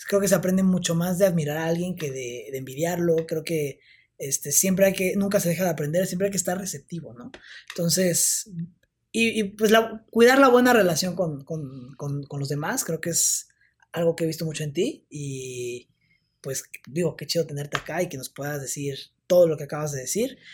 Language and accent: Spanish; Oaxaca, Mexico; moved away; yo me tuve que regresar a Oaxaca, yo pues soy de Oaxaca.